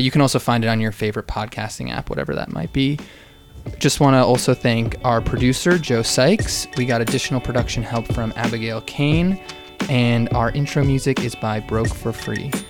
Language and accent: English; United Kingdom; It's all right. I'm British